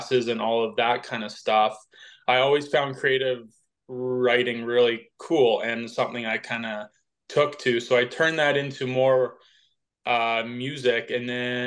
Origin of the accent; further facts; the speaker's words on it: Vernon, British Columbia, Canada; I grew up in Vernon, BC